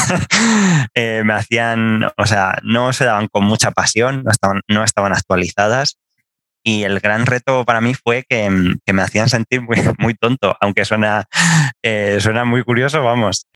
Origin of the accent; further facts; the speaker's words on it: Castilla-La Mancha, Spain; moved away as an adult; also born or lived in northern Spain / Granada, Andalusia; hasta los 18 años vivía a una hora de Madrid. No, soy, de Madrid, soy de Castilla-La Mancha.